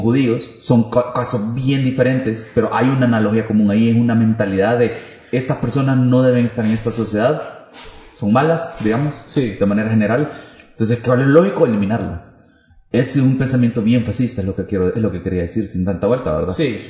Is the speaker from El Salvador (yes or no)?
yes; El Salvador